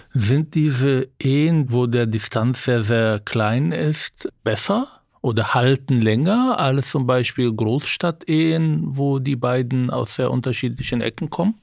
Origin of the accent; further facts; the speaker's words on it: Israel; German is a second language; now in Berlin, Germany; Ich bin in Israel aufgewachsen